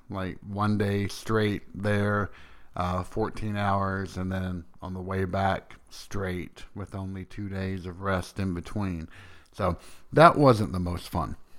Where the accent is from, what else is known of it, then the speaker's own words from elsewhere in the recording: Tennessee, United States; also born or lived in Boston; I am from Tennessee